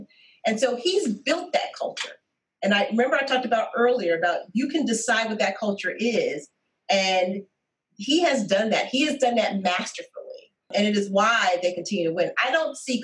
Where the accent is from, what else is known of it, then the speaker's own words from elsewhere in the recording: Chicago, Illinois, United States; I'm from Chicago